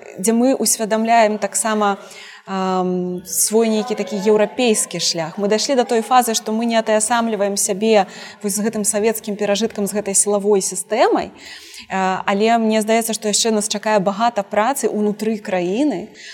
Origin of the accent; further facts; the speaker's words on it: Belarus; мы беларускі народ